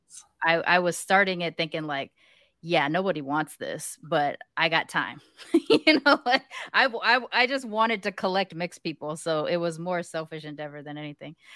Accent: United States; accent: American; They hear my accent, American

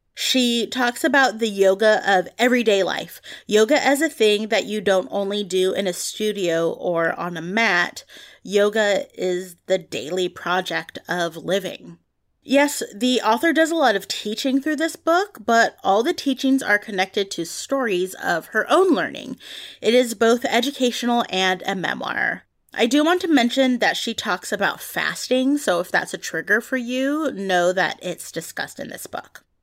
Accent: San Francisco Bay Area, California, United States; I grew up here in the San Francisco Bay Area

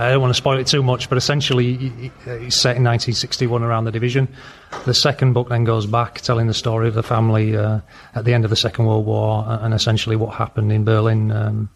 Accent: Leeds, Yorkshire and the Humber, United Kingdom; I'm from Leeds

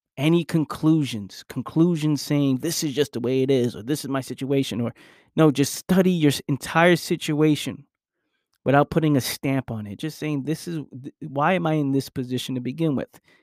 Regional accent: New York City, New York, United States; I was born and raised in New York

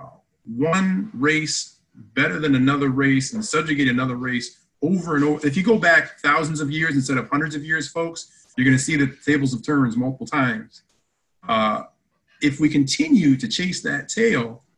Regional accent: Canada; I'm Canadian

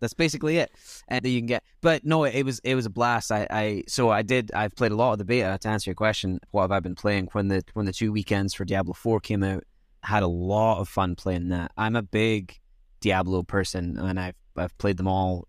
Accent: Scotland, United Kingdom; growing up in Scotland was weird

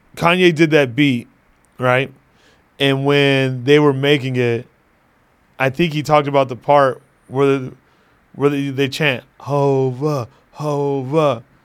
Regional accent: Phoenix, Arizona, United States; my hometown, uh, Phoenix, Arizona

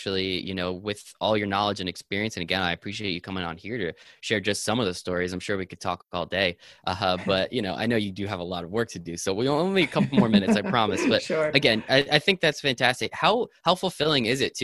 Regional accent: New Jersey, United States; I'm just from New Jersey

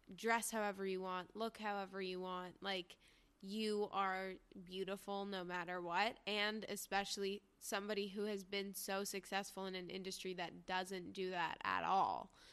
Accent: New York, United States; growing up in New York

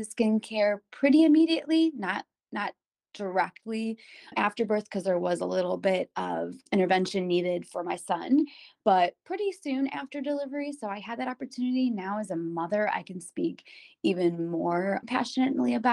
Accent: Cleveland, Ohio, United States; I was born and raised here in Cleveland

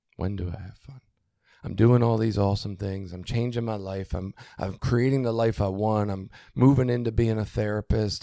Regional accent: Baltimore, Maryland, United States; moved away as an adult; now in Cecil County, United States; growing up in Baltimore

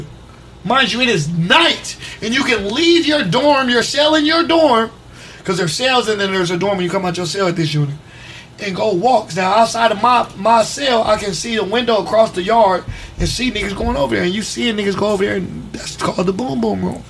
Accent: California, United States; I'm from California

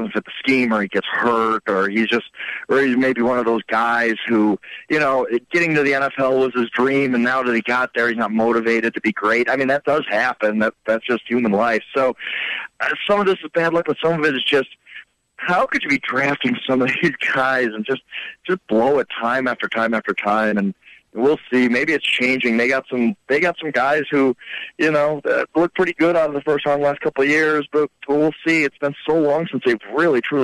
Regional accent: Wisconsin, United States; I grew up in Wisconsin

